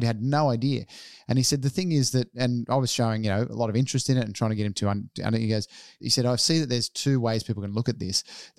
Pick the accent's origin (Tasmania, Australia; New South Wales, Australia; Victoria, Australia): New South Wales, Australia; Sydney; also born or lived in Melbourne; being born in Melbourne, growing up in Sydney